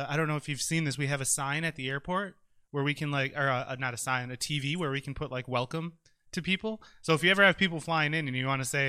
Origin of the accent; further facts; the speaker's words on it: De Pere, Wisconsin, United States; I grew up in De Pere, so this is, super cool for me, as everyone knows. De Pere, not West De Pere.